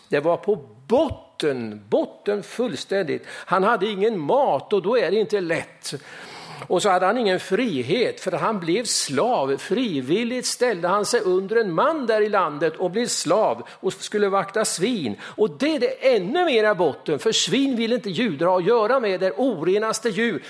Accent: Östergötland, Sweden; moved away; Jag minns min kompis Hans i granngården hemma på Östgötaslätten

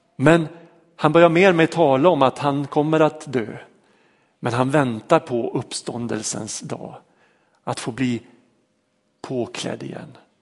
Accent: Vormsele, Västerbotten County, Sweden; När jag växte upp, eh, uppe i Vormsele, en liten by mellan Lycksele och Sorsele i Lappland

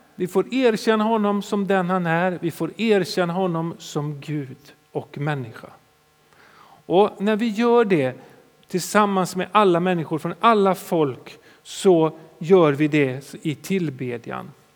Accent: Sweden; som svenskar

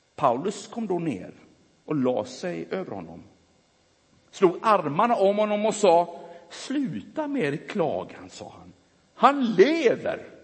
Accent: Gothenburg, Västra Götaland, Sweden; born or raised there

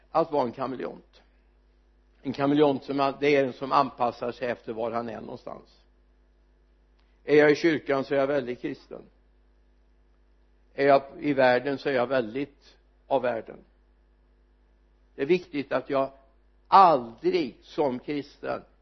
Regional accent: Sweden; jag är svensk

